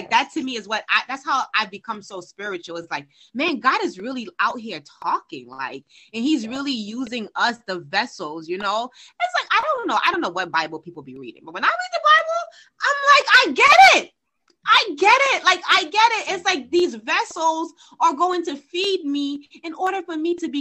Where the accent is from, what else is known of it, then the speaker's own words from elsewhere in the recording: Haiti; I'm from Haiti, and I believe the power of my ancestors reside deep inside of me